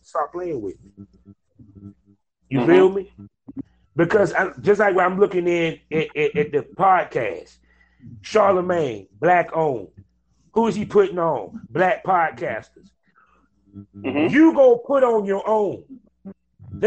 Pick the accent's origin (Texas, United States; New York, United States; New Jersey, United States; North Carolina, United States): North Carolina, United States; Durham; I come from Durham, North Carolina, aka Black Wall Street